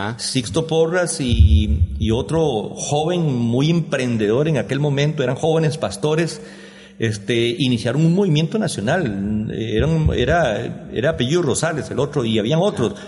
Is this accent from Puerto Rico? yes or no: no; Quepos, Puntarenas, Costa Rica; also born or lived in San José; el tiempo de nuestra, mm, creo que adolescencia y juventud aquí en Quepos